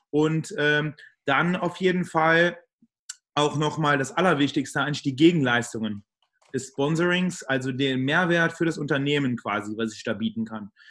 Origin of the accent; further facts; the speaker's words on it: Trier, Rhineland-Palatinate, Germany; Ähm, ich komme und äh, lebe in Trier. Also ich komme aus Trier, lebe in Trier.